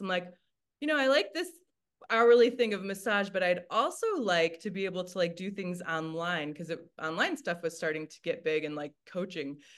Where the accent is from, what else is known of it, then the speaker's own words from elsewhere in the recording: Michigan, United States; now in Denver, United States; I grew up in the Midwest of the United States in Michigan